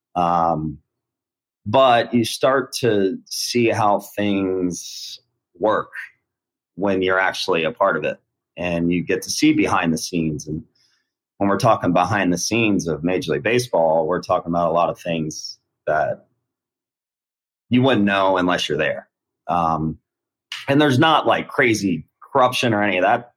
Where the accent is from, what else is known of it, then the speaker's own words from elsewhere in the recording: Sarasota, Florida, United States; also born or lived in Ohio; me and my family we moved to Florida when I was 10 years old. So I've been I graduated from Sarasota High School. Uh, yeah, um, I, I would consider myself from Florida, but I was born in Ohio.